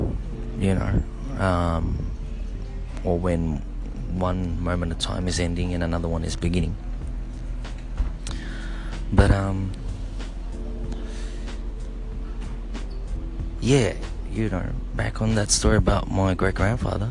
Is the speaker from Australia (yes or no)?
yes; Australia; As a Filipino Australian